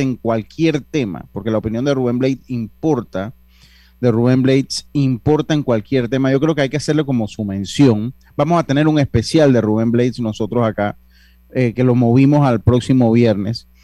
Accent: Panama; nosotros como panameños

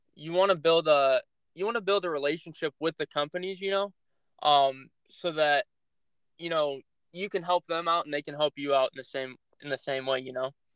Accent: Northeast Ohio, United States; I'm from Northeast Ohio

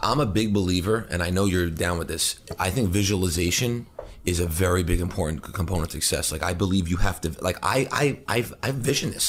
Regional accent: New Hyde Park, New York, United States; I grew up in New Hyde Park in, on Long Island

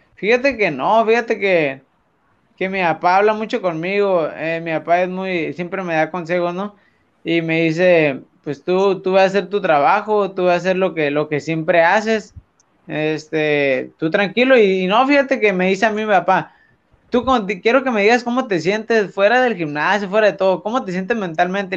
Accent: Tijuana, Baja California, Mexico; como buen mexicano

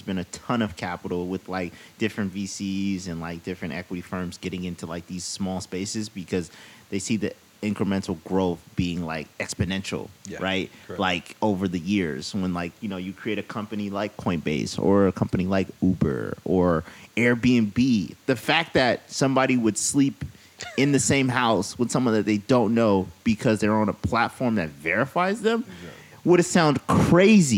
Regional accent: San Francisco, California, United States; growing up in San Francisco

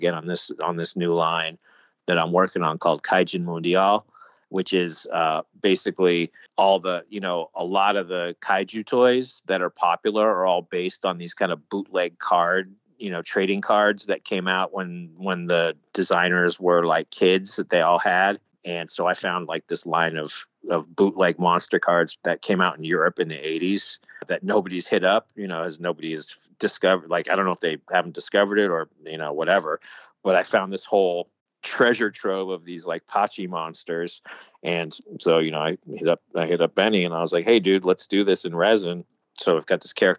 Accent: New York City, New York, United States; being a New Yorker

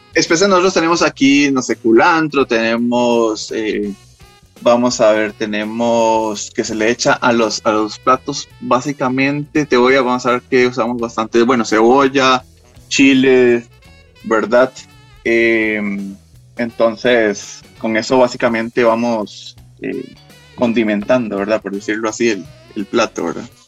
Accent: Costa Rica; nosotros en Costa Rica

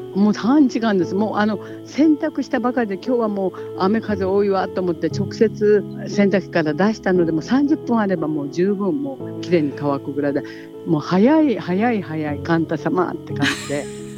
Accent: Kanto, Japan; moved away as an adult; now in Komatsu, Japan; 私が関東生まれなんですよね、はい、ですから北陸に嫁いで

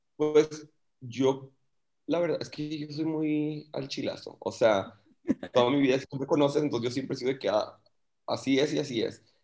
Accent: Monterrey, Nuevo León, Mexico; yo soy de Monterrey, pero vivo en Monterrey

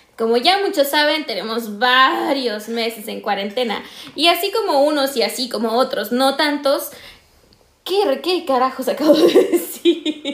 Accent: northern Mexico, Mexico; accent: norteña; soy más norteña que nada

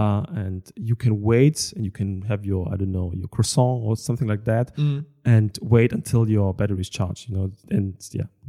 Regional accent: Moers, North Rhine-Westphalia, Germany; English is a second language; I don't know, I'm coming from Moers.

